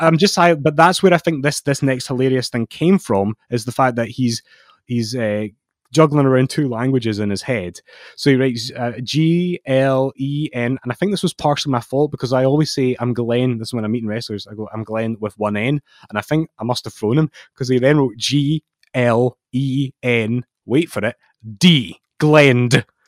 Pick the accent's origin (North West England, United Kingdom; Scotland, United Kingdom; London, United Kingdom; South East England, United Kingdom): Scotland, United Kingdom; I'm Scottish